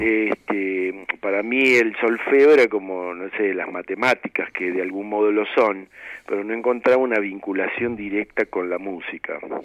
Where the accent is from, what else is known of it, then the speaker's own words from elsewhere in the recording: Buenos Aires, Argentina; also born or lived in Mar del Plata / Córdoba; yo nací en Mar del Plata, este, y a poco tiempo de estar ahí, mi viejo, bueno, mi familia vino para Buenos Aires